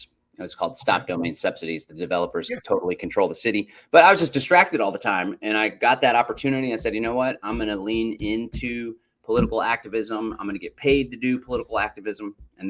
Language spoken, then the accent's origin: English; Austin, Texas, United States; also born or lived in Bastrop County, Texas; I hail from Central Texas, was born and raised in Austin, got out of the city a couple years ago, moved to the country, Bastrop County. We have a 10-acre homestead.